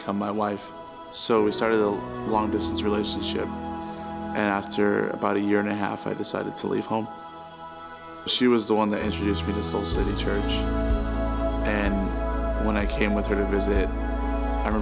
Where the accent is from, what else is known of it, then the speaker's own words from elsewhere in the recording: Milwaukee, Wisconsin, United States; also born or lived in California; When I was about 6 years old, my parents uprooted us and moved us to Milwaukee, Wisconsin, where they became pastors.